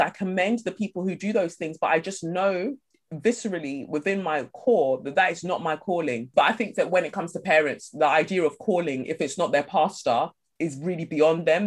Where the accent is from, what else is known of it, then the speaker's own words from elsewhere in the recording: London, United Kingdom; also born or lived in Nigeria; I moved from Nigeria and I moved to Peckham